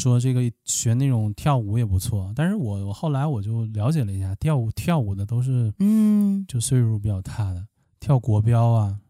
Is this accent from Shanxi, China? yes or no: no; Liaoning, China; 那我就我是辽宁的，哎，我就找辽宁的陪玩